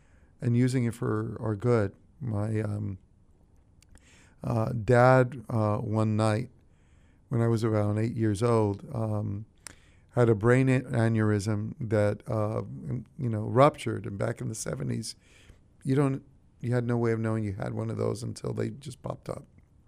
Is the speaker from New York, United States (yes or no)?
yes; New York City, New York, United States; born there; but I actually grew up in a couple of places, and that too is a product of the Lord's grace. I was born in New York City, in the part of town known in English